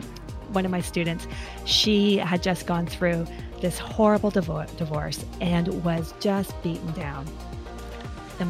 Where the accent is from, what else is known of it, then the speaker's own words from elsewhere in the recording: Canada; I'm Canadian.